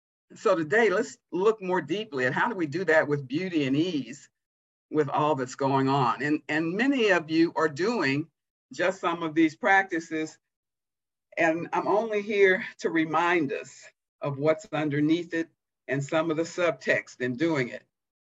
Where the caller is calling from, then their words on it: Providence, Rhode Island, United States; but I'm with you from Providence, Rhode Island.